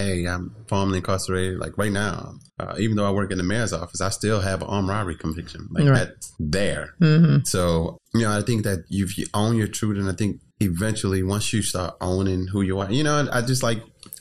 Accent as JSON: {"language": "English", "town": "New Orleans", "region": "Louisiana", "country": "United States", "tie": "born or raised there", "said": "growing up in New Orleans"}